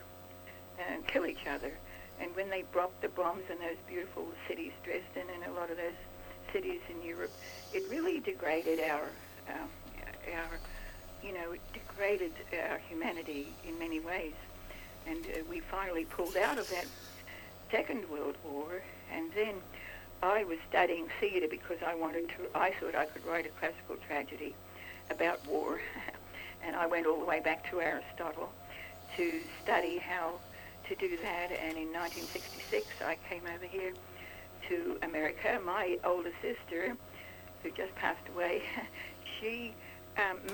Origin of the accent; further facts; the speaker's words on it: Rockhampton, Queensland, Australia; my hometown, which happened to be on the Tropic of Capricorn. It's called Rockhampton